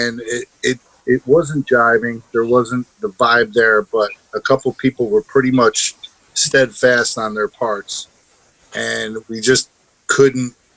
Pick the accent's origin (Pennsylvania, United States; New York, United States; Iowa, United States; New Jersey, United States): New York, United States; Troy; also born or lived in Albany, New York; I grew up in Troy, New York, and then moved to Albany. But yeah, always been upstate